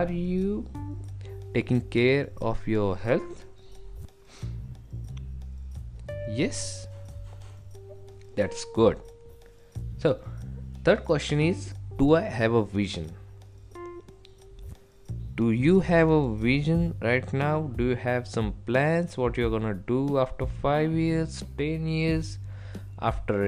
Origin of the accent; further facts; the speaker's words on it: India; from India